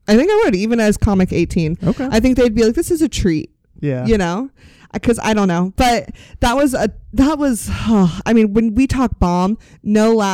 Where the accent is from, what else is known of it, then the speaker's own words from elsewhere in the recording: Sacramento, California, United States; I went up there and was like, I'm from Sacramento.